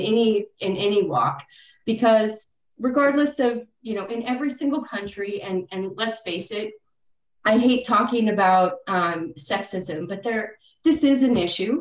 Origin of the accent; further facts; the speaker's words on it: United States; I'm coming in as an American